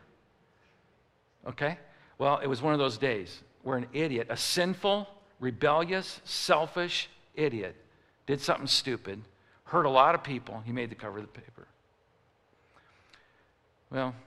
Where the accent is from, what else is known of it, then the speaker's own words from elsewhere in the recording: Chicago, Illinois, United States; I'm from Chicago